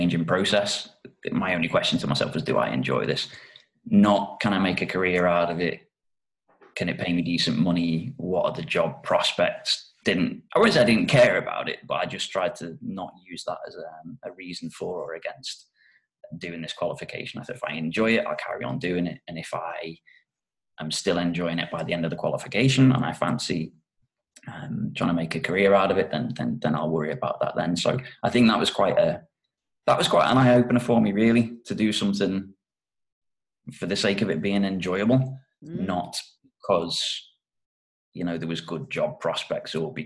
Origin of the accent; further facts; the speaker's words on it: North West England, United Kingdom; moved away as an adult; also born or lived in Japan; brought me back up to the northwest of the UK, where I'm actually from